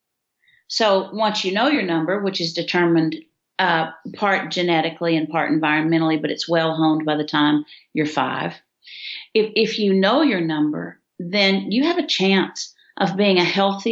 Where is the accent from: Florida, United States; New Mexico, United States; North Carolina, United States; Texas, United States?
Texas, United States; Floydada; I'm from Floyd, Ada